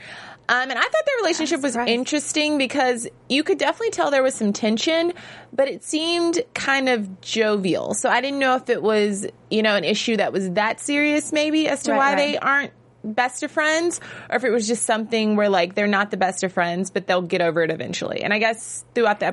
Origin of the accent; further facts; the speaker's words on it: Virginia, United States; I'm from Virginia